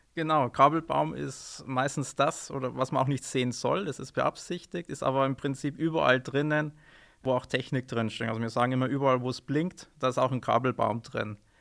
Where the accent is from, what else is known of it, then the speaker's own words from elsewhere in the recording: Neumarkt in der Oberpfalz, Bavaria, Germany; moved away as an adult; also born or lived in Münster / Munich / Ingolstadt; now in Amberg, Germany; Ich selbst bin gebürtiger Neumarkter